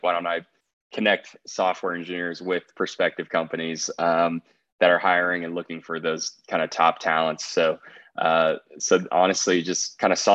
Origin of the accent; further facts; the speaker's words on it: Austin, Texas, United States; living, growing up in the Austin, Texas area